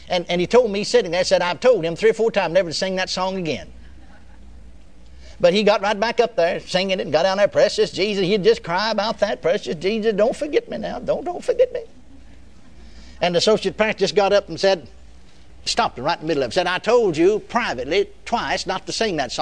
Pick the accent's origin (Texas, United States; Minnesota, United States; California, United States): Texas, United States; I was born and raised in Texas.